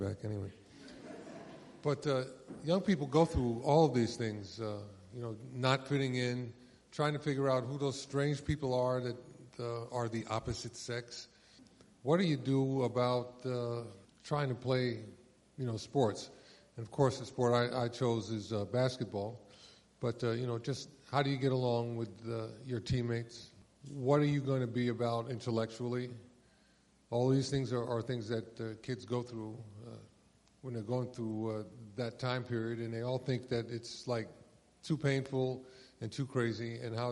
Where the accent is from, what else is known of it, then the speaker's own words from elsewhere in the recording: New York City, New York, United States; growing up in New York City and not fitting in.